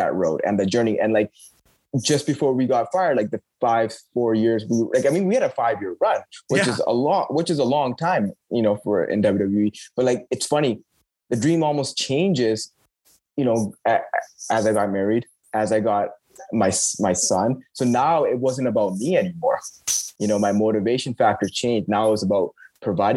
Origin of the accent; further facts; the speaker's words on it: Canada; We're Canadian kids that grew up playing ice hockey